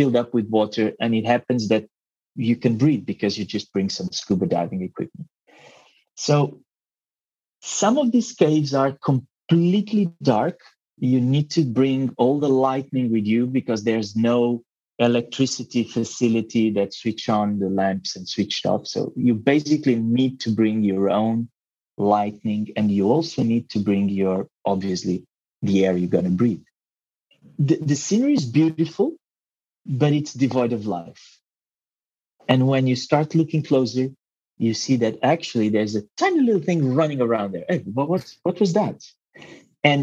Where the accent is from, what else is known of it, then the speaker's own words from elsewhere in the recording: Mozambique; English is a second language; also born or lived in Portugal; now in Mexico; English is not my first language. I was born in Mozambique and eventually moved to Portugal